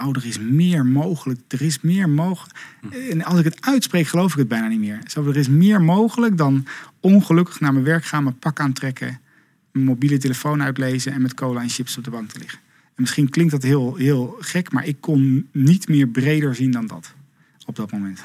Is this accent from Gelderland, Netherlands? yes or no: yes; Zevenaar, Gelderland, Netherlands; moved away as an adult; also born or lived in Leeuwarden / Amsterdam / Rotterdam; Ik ben in Zevenaar opgegroeid, in het oosten van het land.